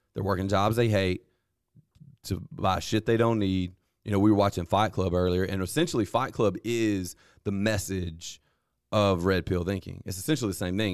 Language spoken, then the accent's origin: English; Vernon, Alabama, United States; now in Lowndes County, United States; I grew up playing football in Lamar County at Vernon